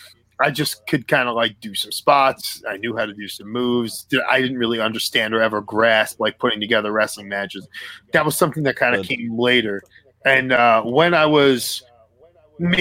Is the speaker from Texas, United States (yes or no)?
no; New York City, New York, United States; I'm from Staten Island, New York.